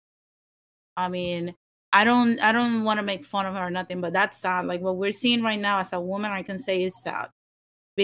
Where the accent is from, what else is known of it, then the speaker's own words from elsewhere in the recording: Caguas, Puerto Rico; I'm from Caguas, I'm from the mountains.